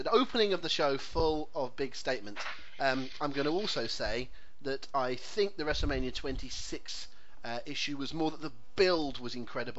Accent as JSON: {"language": "English", "area": "Devon", "region": "South West England", "country": "United Kingdom", "said": "I'm a Devonian"}